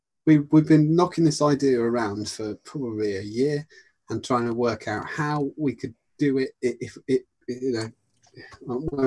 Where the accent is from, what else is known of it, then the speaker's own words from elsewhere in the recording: Buckinghamshire, South East England, United Kingdom; I'm from Buckinghamshire.